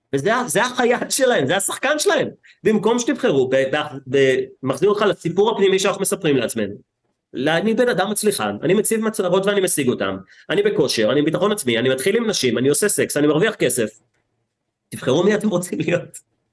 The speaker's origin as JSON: {"language": "Hebrew", "town": "Herzliya", "region": "Tel Aviv District", "country": "Israel", "tie": "born or raised there", "said": "גדלתי בהרצליה כמו איזה ילד מפונפן שהיה בצופים"}